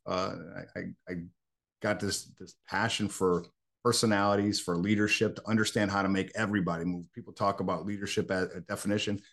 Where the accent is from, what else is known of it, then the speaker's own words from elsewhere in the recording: Buffalo, New York, United States; moved away as an adult; I was born in Buffalo, New York.